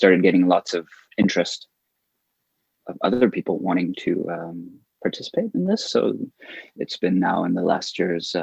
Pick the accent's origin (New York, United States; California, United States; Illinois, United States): California, United States; also born or lived in Paris, France; now in Berlin, Germany; I've been in Berlin for 15 years, originally from California. I moved from Paris to Berlin 15 years ago.